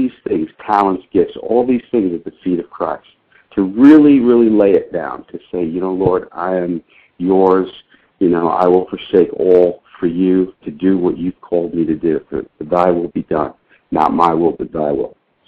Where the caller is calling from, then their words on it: Royse City, Texas, United States; I'm in Royce City, Texas. That is about 35 miles east of Dallas.